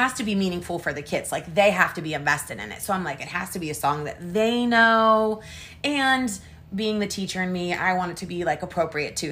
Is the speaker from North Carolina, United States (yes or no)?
no; Wheeling, West Virginia, United States; In Wheeling, West Virginia, born and raised